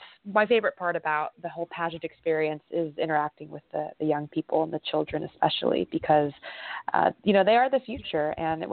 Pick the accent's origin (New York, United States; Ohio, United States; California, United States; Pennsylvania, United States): California, United States; San Francisco; I grew up in a predominantly Asian American community, so a lot of those Confucian values and traditions were a huge prese